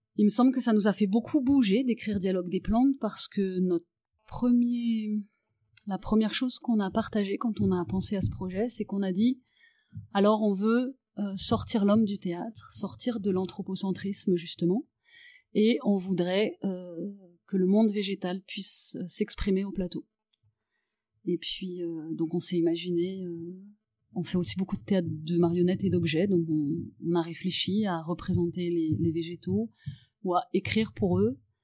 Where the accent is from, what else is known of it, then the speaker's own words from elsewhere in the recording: Paris, Île-de-France, France; moved away as an adult; je suis née à Paris, j'y ai grandi, j'y ai fait mes études de théâtre et j'y suis restée jusqu'à l'âge de 35 ans.